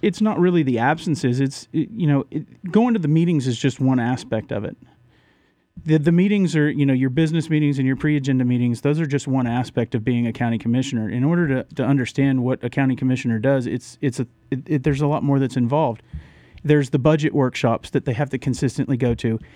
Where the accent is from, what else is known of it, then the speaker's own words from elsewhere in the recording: Orlando, Florida, United States; moved away as an adult; also born or lived in Randleman, North Carolina / Huntersville, North Carolina; now in Mooresville, United States; born and raised in Orlando